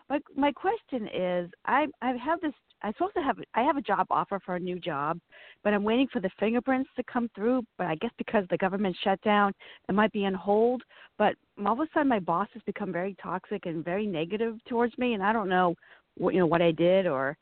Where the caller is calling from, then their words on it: Boston, Massachusetts, United States; Well, I'm listening from Boston.